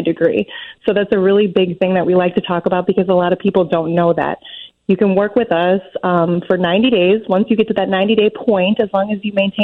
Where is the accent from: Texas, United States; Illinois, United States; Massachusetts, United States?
Illinois, United States; Lake Zurich; moved away as an adult; now in St. Charles, United States; I grew up in Lake Zurich, and I lived there for 20 years